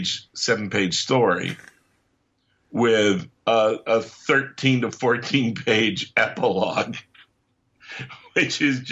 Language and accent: English; England, United Kingdom; when I was growing up in England